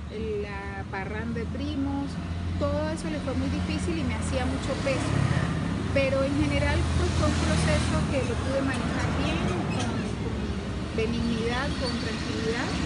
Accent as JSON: {"language": "Spanish", "region": "Mérida", "country": "Venezuela", "tie": "born or raised there", "said": "Crecí en Mérida, sí."}